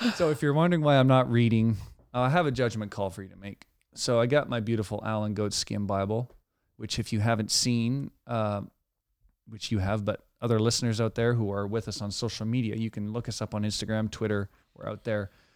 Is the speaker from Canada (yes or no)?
yes; Canada; as a Canadian